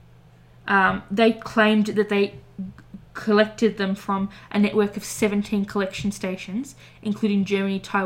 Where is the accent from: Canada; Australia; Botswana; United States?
Australia; we are Australian